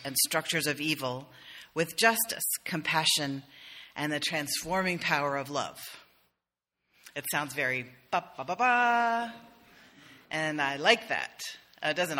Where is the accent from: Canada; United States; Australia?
United States; East Coast; moved away; I'm from the East Coast